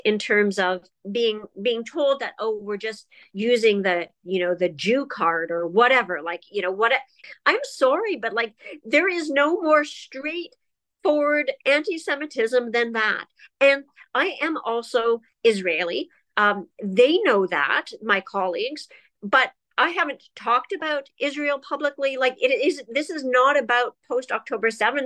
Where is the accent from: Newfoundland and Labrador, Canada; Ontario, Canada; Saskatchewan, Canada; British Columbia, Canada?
Ontario, Canada; Toronto; now in Ottawa, Canada; I grew up in Toronto, and I'm 49 years old